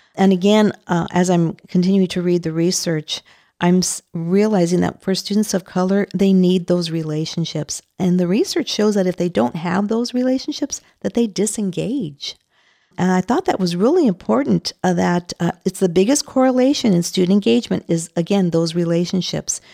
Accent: Los Angeles, California, United States; I am Latina. I grew up in East L

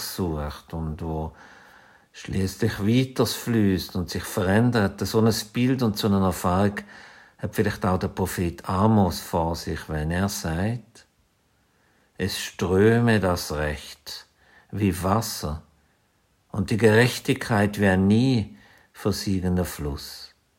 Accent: Zürcher Weinland, Zurich, Switzerland; moved away; also born or lived in Basel; Aufgewachsen bin ich im Zürcher Wieland

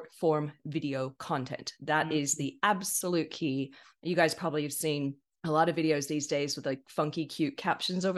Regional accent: California, United States; accent: American; moved away as an adult; now in Sydney, Australia; I'm originally from California in the States.

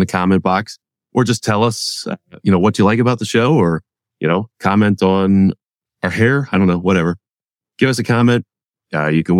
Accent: Berks County, Pennsylvania, United States; we're from Berks County

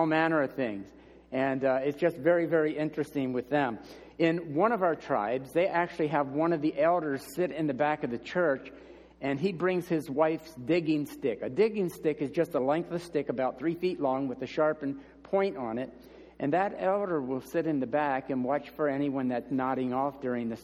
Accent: United States

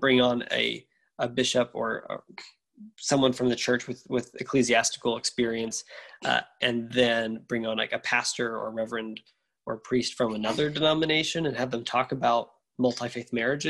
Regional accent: the South, United States; I grew up in the South, and the town where I grew up in had a terrible public school.

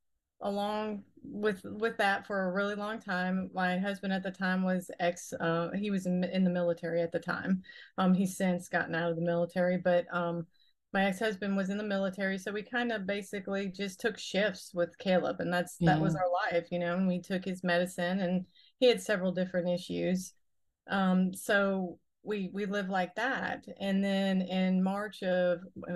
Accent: Pompano Beach, Florida, United States; now in Hahira, United States; I'm originally from Pompano Beach, Florida, and down in Broward County

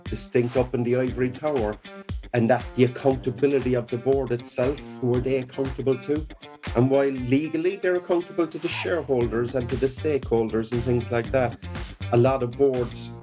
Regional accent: Cork, Munster, Ireland; I grew up in Cork City on the north side, very proud from Farnry in the north side of Cork City

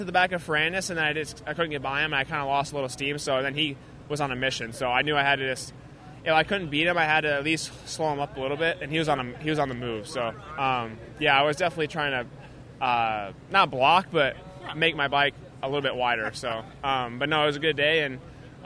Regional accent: Illinois, United States; I'm from Illinois

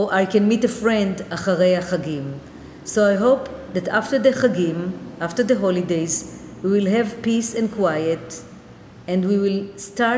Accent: Jerusalem, Israel; moved away as an adult; also born or lived in New York City; now in New York, United States; I was born in Jerusalem, and when I moved to New York

